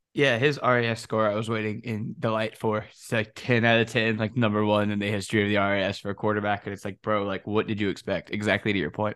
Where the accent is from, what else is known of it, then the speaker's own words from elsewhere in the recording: the South, United States; accent: Southern; miss the South a little bit. You know, everybody comment on my accent and everything